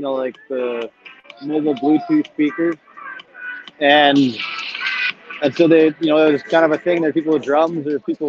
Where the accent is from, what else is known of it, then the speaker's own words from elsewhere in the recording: Canada; we're Canadian